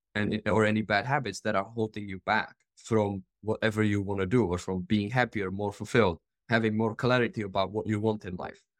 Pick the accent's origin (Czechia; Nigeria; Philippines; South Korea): Czechia; moved away as an adult; I am originally from the Czech Republic